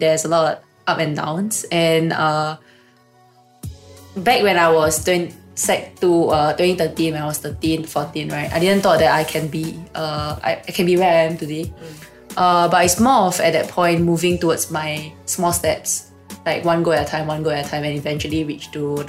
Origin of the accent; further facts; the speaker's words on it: Malaysia; now in Singapore; I came from Malaysia and I came over with a foreign sports scholarship in Singapore Sports School.